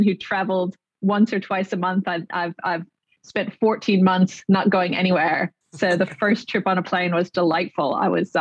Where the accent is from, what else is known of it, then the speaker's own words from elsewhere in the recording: California, United States; So I was born in California